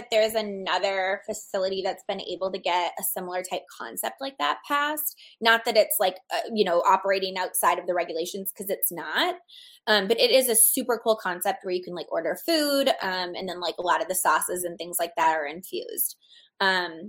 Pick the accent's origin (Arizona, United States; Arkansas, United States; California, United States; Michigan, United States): Arizona, United States; I love Arizona because it's my home state